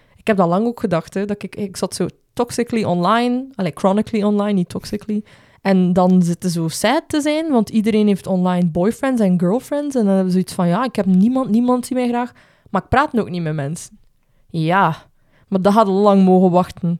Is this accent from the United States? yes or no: no; Belgium; als Belgen